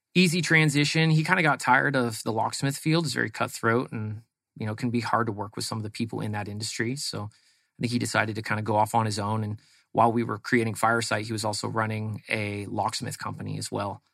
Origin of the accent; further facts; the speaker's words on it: East Bay, San Francisco Bay Area, California, United States; moved away as an adult; now in Arizona, United States; Grew up in the East Bay of San Francisco, which is out kind of uh, like Livermore, Dublin area